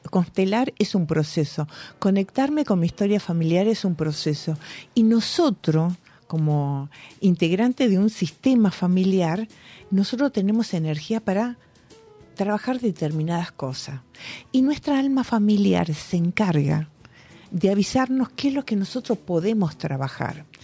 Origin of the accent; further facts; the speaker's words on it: Spain; Yo digo, nosotros somos de España.